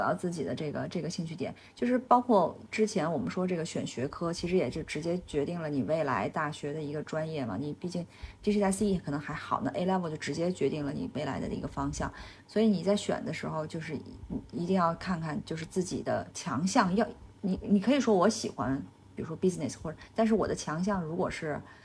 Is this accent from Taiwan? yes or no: no; China; 所以我们国人就我们中国人身上体现的尤其明显